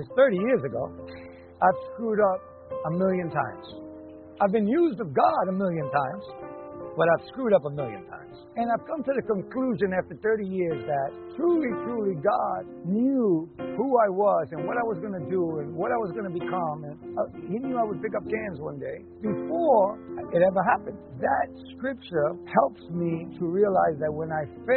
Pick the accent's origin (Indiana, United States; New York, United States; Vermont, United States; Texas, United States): New York, United States; New York City; I grew up in New York, grew up in Queens